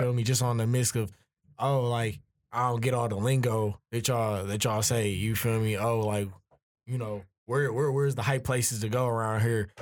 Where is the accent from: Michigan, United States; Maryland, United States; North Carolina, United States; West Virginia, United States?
Michigan, United States; I'm from South of Michigan